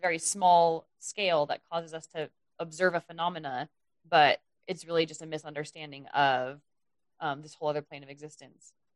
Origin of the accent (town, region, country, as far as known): United States